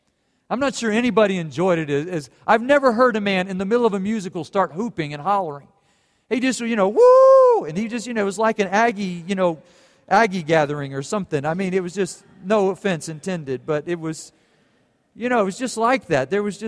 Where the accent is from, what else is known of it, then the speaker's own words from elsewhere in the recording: Germany; And then I thought, well, I grew up in Germany, and then they lose.